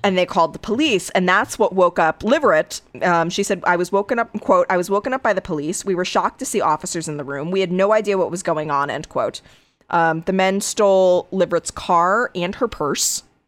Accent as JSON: {"language": "English", "region": "Connecticut", "country": "United States", "tie": "born or raised there", "said": "my home state"}